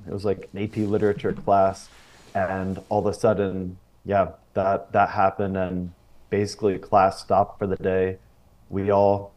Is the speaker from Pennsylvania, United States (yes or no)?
yes; Pennsylvania, United States; moved away as an adult; also born or lived in Florida; I grew up in Pennsylvania, actually on a dairy farm, and lived there till I was 18